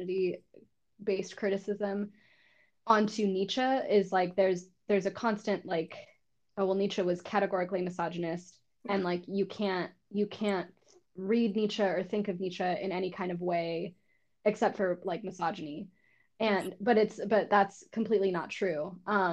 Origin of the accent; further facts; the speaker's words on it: New Mexico, United States; moved away as an adult; also born or lived in New York; I'm from New Mexico, but I moved back to New Mexico 2 years